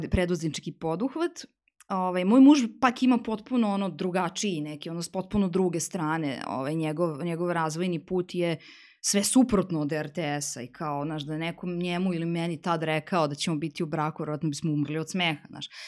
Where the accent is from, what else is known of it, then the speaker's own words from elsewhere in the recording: Serbia; kod nas u Srbiji